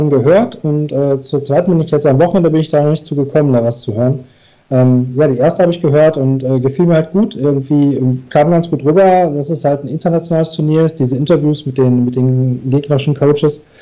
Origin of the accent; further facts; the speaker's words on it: Duisburg, North Rhine-Westphalia, Germany; ich bin aus Duisburg und habe hier in meiner Stadt